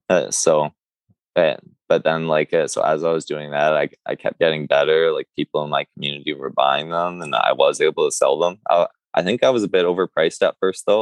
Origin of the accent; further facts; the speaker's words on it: Curve Lake, Ontario, Canada; I grew up in Curve Lake all my life